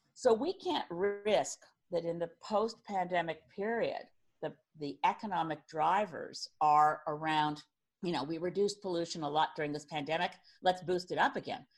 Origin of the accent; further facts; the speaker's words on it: Cape Breton Island, Nova Scotia, Canada; I was from Cape Breton Island